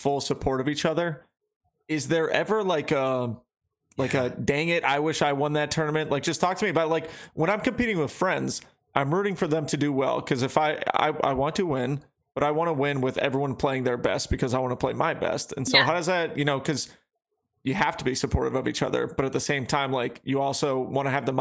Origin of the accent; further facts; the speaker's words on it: New England, United States; in New England we grew up saying